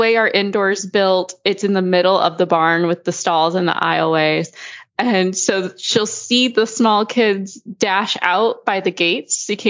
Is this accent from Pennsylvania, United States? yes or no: no; South Haven, Michigan, United States; I'm actually from South Haven, Michigan, which is hella worse in the winter. You get the lake effect snow.